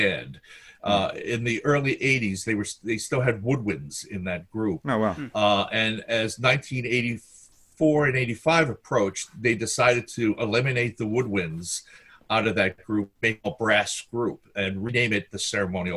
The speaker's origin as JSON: {"language": "English", "town": "Baltimore", "region": "Maryland", "country": "United States", "tie": "born or raised there", "also_born_or_lived": "Finland", "said": "I was born in Finland and we came over here with the family in the 1950s, moved to Northeast Baltimore, went through a public school system in Baltimore City"}